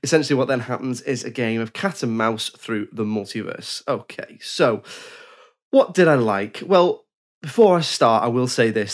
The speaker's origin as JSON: {"language": "English", "region": "England", "country": "United Kingdom", "said": "I'm English"}